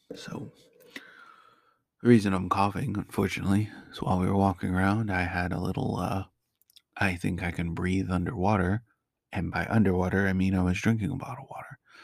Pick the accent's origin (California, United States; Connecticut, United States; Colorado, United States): Connecticut, United States; just outside New York City; also born or lived in Chicago area / Georgia; now in Orlando, United States; I was born and raised just outside of New York City. in Connecticut, that's sixty miles away.